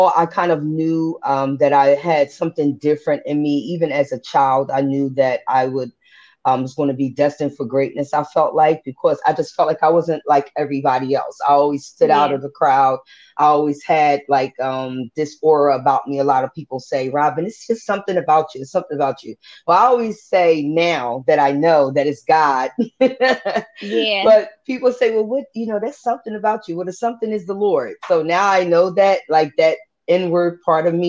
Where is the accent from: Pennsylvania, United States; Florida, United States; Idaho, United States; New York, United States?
Pennsylvania, United States; Philadelphia; moved away as an adult; also born or lived in Vineland, New Jersey; now in New Jersey, United States; I grew up in West Philly. So I consider myself Jersey/Philly, but more a Philly girl because I really have, you know, was raised up in Philadelphia